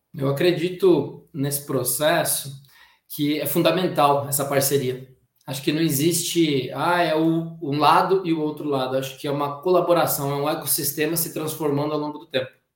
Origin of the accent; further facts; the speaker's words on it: Brazil; a gente tem a mania como brasileiro